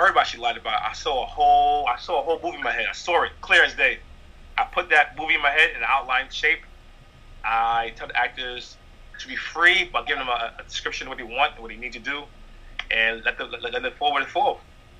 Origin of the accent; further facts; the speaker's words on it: Bronx, New York, United States; I'm a regular, again, I'm a guy from Bronx.